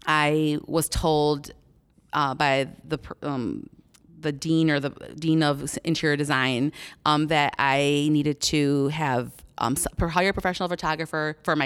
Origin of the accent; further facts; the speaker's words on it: Buffalo, New York, United States; now in Naperville, United States; Who am I? … I am currently right now living in Naperville, Illinois.